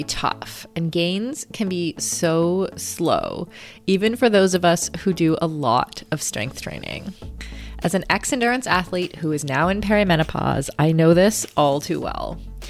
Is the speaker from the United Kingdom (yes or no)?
no; Kitchener, Ontario, Canada; I'm also from Ontario. Oh, whereabouts? Kitchener, actually.